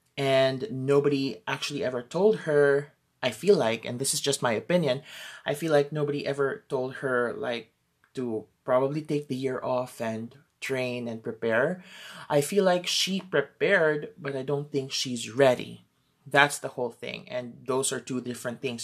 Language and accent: English; Philippines; I'm from the Philippines